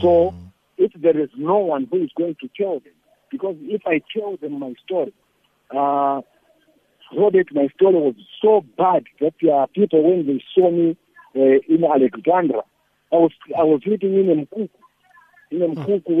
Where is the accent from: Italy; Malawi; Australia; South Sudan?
Malawi; moved away as an adult; also born or lived in South Africa; I was a foreigner. I was, I was coming from Malawi